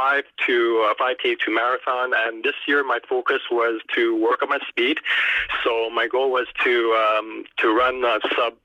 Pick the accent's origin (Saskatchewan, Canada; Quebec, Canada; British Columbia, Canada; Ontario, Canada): Quebec, Canada; Montreal; here in Montreal. I'm from Montreal